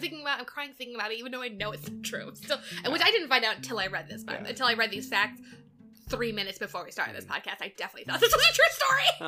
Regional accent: Southern California, United States; I grew up in Southern California.

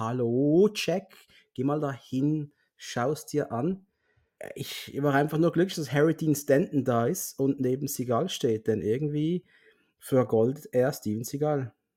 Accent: Basel, Basel-Stadt, Switzerland; bei uns in Basel

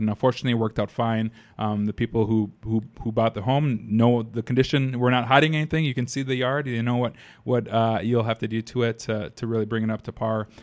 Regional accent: Madison, United States; born and raised in Madison

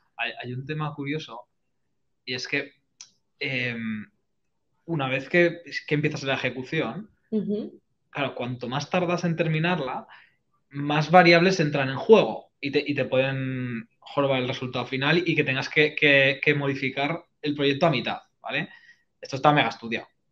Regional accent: Spain; a nosotros como españoles

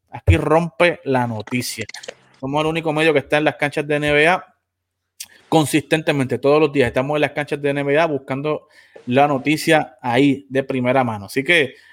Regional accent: Puerto Rico; Boricuas de pura cepa, también tenemos otro personal de, Latinoamérica, pero la mayoría de nosotros somos boricuas

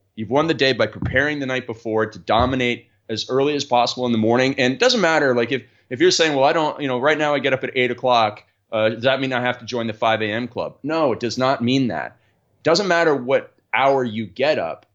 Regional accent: Canada; I grew up in Canada where we play a lot of ice hockey

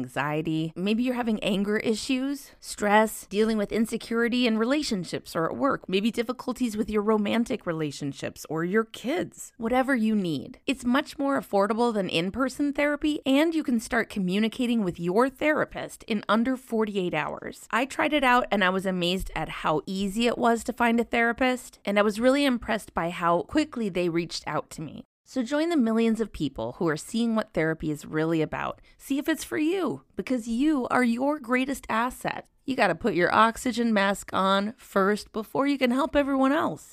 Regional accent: Minnesota, United States; now in California, United States; as someone who grew up in Minnesota

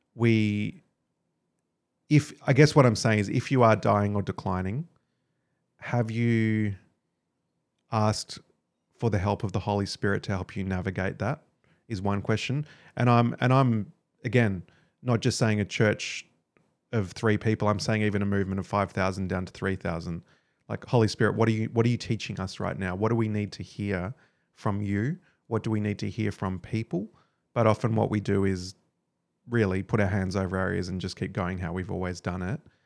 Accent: Australia

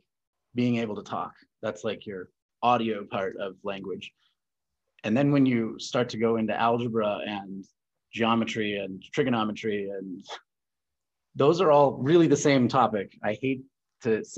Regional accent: Colorado, United States; Born and raised in Colorado.

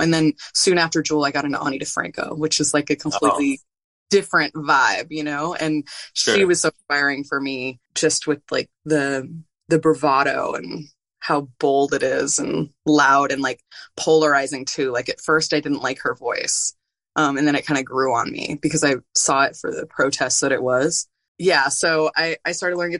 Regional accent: San Francisco Bay Area, California, United States; I'm from the San Francisco Bay Area.

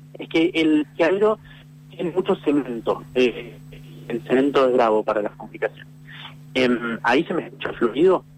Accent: Buenos Aires, Argentina; soy actor, soy porteño

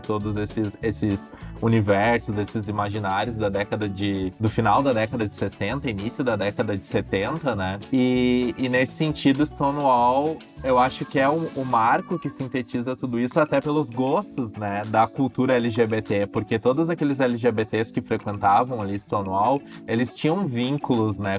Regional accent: Novo Hamburgo, Rio Grande do Sul, Brazil; Eu sou de Novo Hamburgo

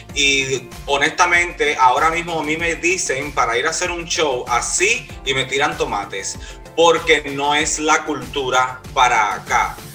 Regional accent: Cuba; now in Miami, United States; yo eh, vivo ahora mismo acá en Miami, soy de Cuba

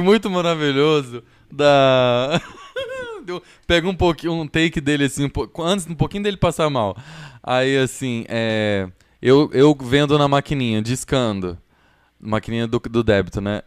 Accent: Goiás, Brazil; lá em Goiás, de onde eu sou

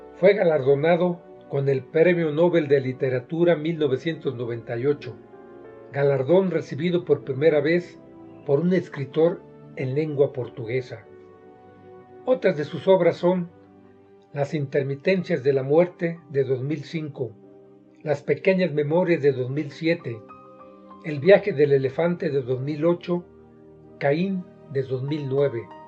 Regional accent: Mexico; soy mexicano, y vivo en Toluca, Estado de México.

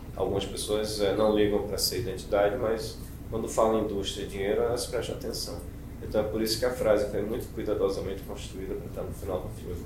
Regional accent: Brazil; Nós somos brasileiros.

